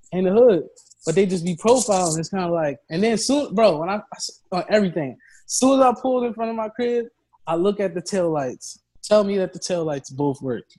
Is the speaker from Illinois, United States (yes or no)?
no; Philadelphia, Pennsylvania, United States; at my school